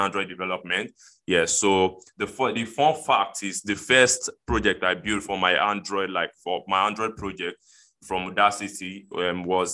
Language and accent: English; Lagos, Nigeria; from Lagos, Nigeria in Africa